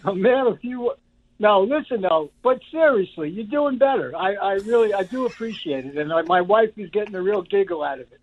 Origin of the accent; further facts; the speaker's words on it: New York City, New York, United States; also born or lived in Harlem; now in West Palm Beach, United States; I'm Italian from the Bronx